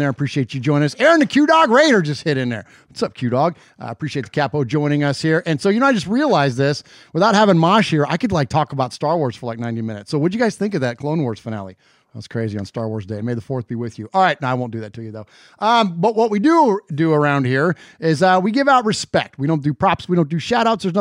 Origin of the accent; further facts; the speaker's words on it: San Jose, California, United States; So, my hometown of San Jose, uh, California.